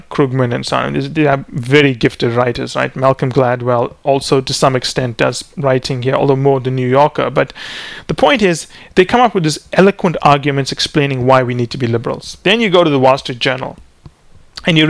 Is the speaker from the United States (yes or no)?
no; Canada; we're Canadian